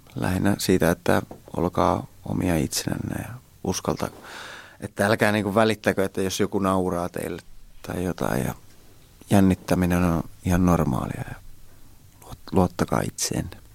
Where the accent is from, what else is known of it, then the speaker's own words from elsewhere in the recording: Hämeenkyrö, Pirkanmaa, Finland; Holmalan tie tuolla Hämeenkyrössä päin, mistä mä oon kotoisin